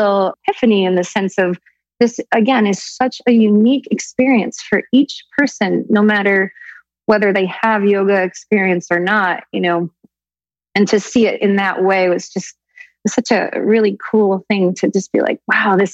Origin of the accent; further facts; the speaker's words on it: Woodstock, New York, United States; I grew up in Woodstock, upstate in the Catskill Mountains